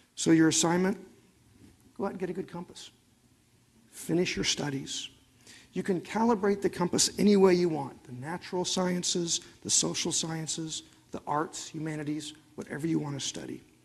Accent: Oklahoma, United States; I'm from Oklahoma

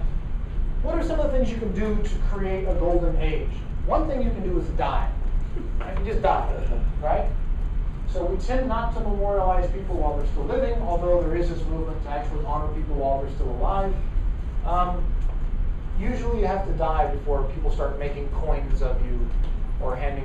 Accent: Fresno, California, United States; It's not like a metropolitan city, urban like San Francisco, or like you have in Hollywood or Los Angeles. It's Fresno

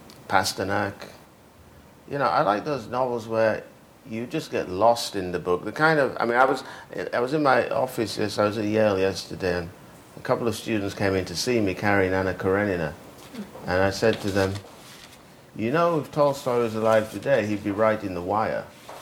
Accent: United Kingdom; I grew up in Britain. Whether Britain likes it or not, it's responsible for me.

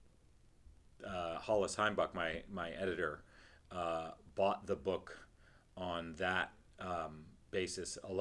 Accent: Canada; moved away; I'm Canadian.

